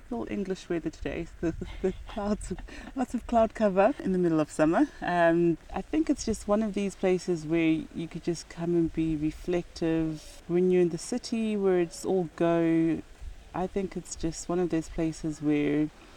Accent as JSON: {"language": "English", "country": "Zimbabwe", "tie": "born or raised there", "also_born_or_lived": "Mutare, Zimbabwe / Harare, Zimbabwe / Bulawayo, Zimbabwe", "moved": "as an adult", "lives_now": "United Kingdom", "said": "I grew up in Zimbabwe. Very lucky in that I managed to live in all three major cities. So I was born in Mutare"}